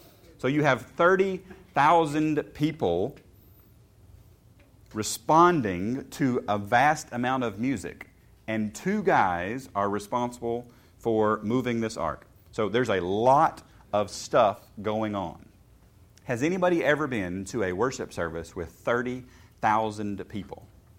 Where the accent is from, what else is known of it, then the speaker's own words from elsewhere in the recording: Chappaqua, New York, United States; Yes, we grew up in Chappaqua.